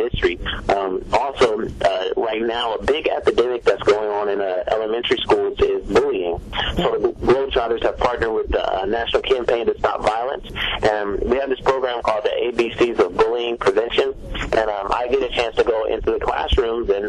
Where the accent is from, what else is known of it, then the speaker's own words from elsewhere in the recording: Columbus, Ohio, United States; I'm from Columbus, Ohio